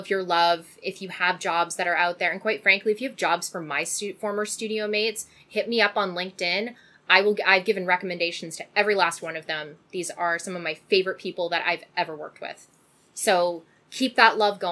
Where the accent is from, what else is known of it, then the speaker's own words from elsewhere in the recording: Canada; I'm Canadian